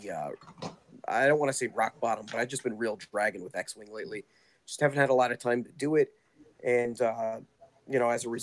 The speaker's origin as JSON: {"language": "English", "region": "Connecticut", "country": "United States", "tie": "born or raised there", "also_born_or_lived": "Florida", "said": "I grew up in Connecticut"}